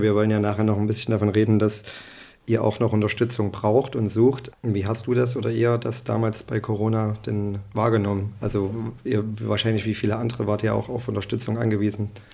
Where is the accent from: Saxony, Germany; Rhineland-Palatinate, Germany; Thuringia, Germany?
Saxony, Germany; Leipzig; Ich bin in Leipzig irgendwie geboren